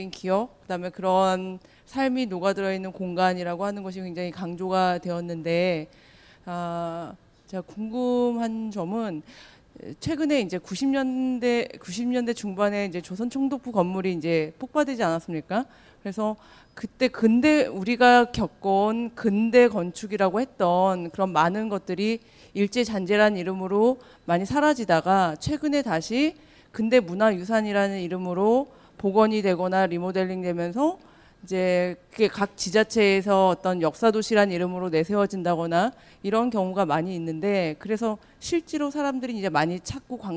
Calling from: Bundang, Gyeonggi Province, South Korea; 분당에서 왔습니다.

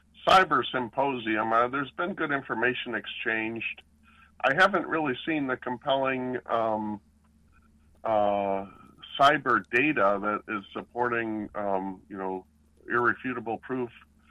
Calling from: Raleigh, North Carolina, United States; I'm in Raleigh.

